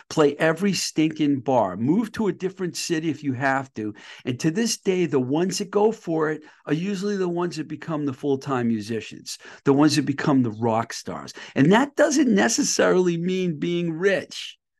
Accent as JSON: {"language": "English", "region": "Massachusetts", "country": "United States", "said": "I'm from Mass, too"}